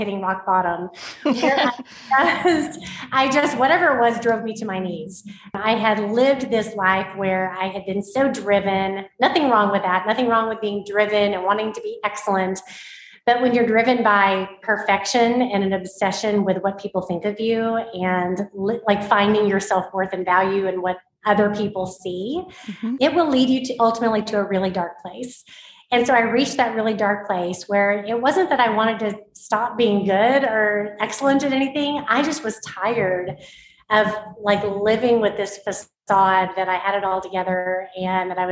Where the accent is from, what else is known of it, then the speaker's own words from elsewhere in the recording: Oklahoma, United States; I grew up in Oklahoma, born and raised a football fan